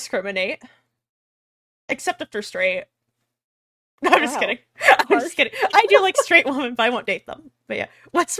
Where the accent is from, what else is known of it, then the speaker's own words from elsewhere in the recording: Texas, United States; I'm from Texas.